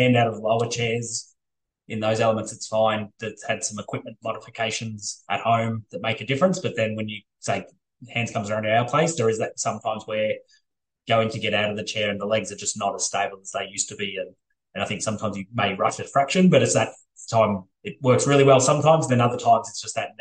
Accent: Ballarat, Victoria, Australia; I grew up in Ballarat

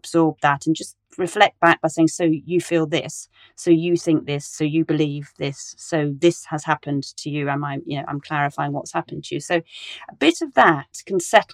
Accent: Cornwall, South West England, United Kingdom; now in Westminster, London, United Kingdom; I grew up in Cornwall in the middle of nowhere

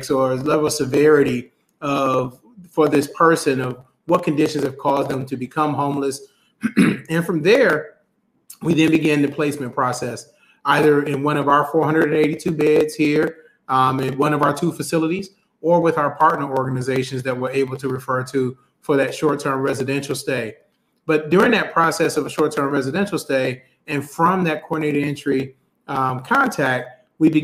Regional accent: Toledo, Ohio, United States; also born or lived in Detroit, Michigan; I grew up in Toledo, Ohio, and split some time with family in Detroit

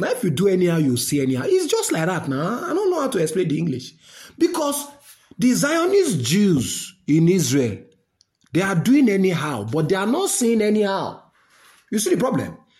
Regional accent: Nigeria; as a Nigerian, normal man

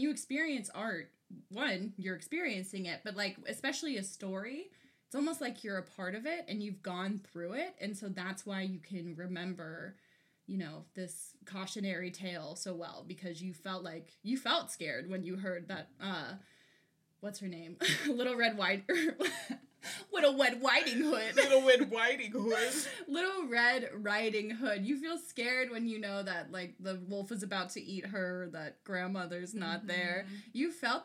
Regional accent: Ventura County, California, United States; I am from Ventura County, California, hello, what's up, the 805, we went to an outdoor school that was on Chumash land

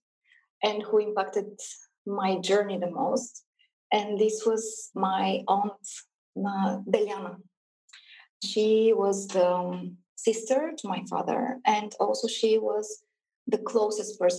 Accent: Bulgaria; I was born in Bulgaria, but I was born in communist Bulgaria

